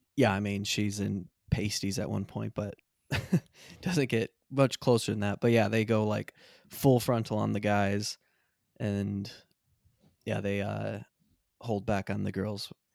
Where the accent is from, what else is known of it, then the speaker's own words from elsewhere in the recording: Michigan, United States; we're also from Michigan